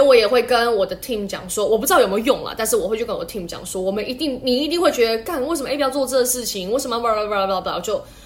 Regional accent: Taiwan; now in China; 我算台湾人嘛

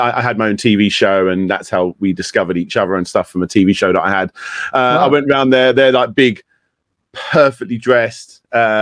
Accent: Kent, South East England, United Kingdom; I was born in Kent in the UK

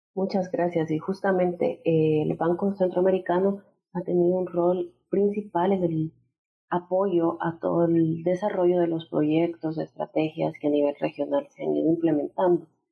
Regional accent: El Salvador; soy economista salvadoreña

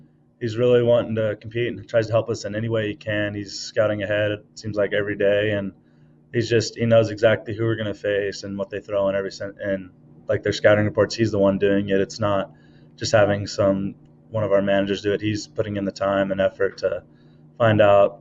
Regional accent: Page, Arizona, United States; I grew up on Lake Powell and Page growing up from when I was a baby till about 12 years old

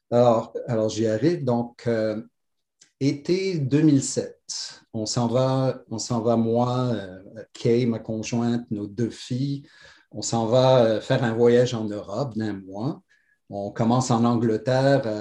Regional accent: Algiers, Algiers Province, Algeria; born there; je suis né à Alger, parce que c'est juste un addon, parce que mon père a été ouvrir des succursales de chaussures là-bas.

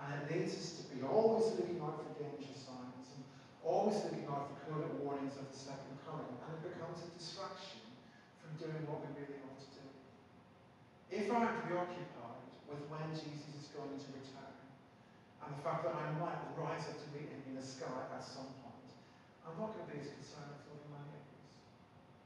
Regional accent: Belfast, Northern Ireland, United Kingdom; When I was growing up in Belfast, I used to go to this place called the Faith Christian Bookshop.

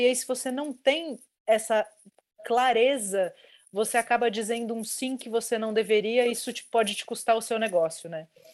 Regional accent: Brazil; eu sou brasileira

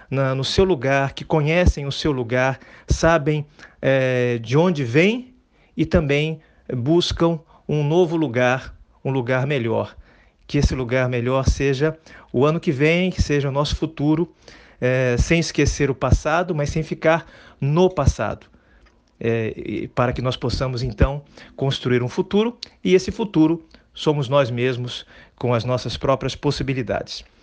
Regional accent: Brazil; ser útil para nós brasileiros. A proposta do Roberto Gomes é fazer com que nós brasileiros pensemos como brasileiros com os dois pés na nossa terra

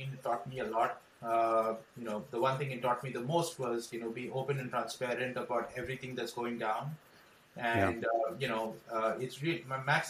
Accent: Mumbai, Maharashtra, India; moved away as an adult; now in Los Angeles, United States; I was born in India, brought up in Bombay

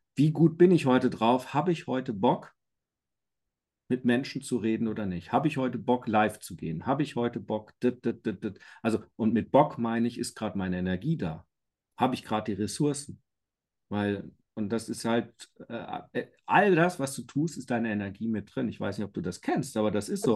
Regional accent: Iserlohn, North Rhine-Westphalia, Germany; moved away as an adult; now in Bavaria, Germany; ich bin ja gebürtiger Iserlohner, bei Dortmund groß geworden, aber seit 18 Jahren in Bayern.

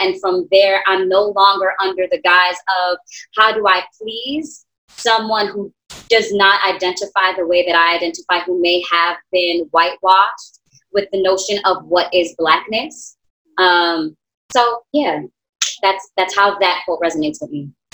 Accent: New York City, New York, United States; also born or lived in Queens, New York; born and raised in Brooklyn, New York. I currently live in Queens.

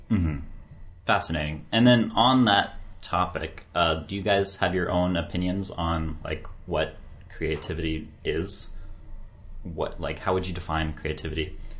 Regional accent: United States; for me as an American

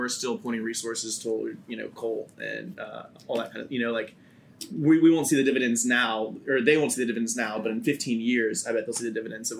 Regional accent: United States; I've never heard of as an American

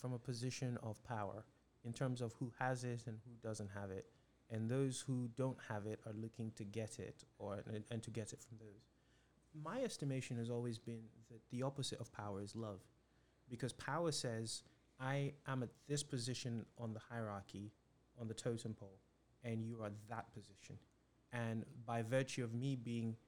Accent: Nigeria; now in United States; I was born and raised in Nigeria

